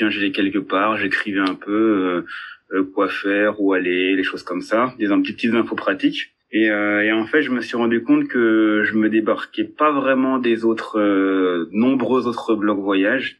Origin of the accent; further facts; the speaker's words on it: France; je suis français